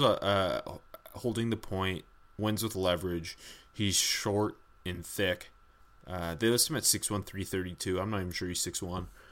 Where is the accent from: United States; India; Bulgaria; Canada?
Canada; we are Canadian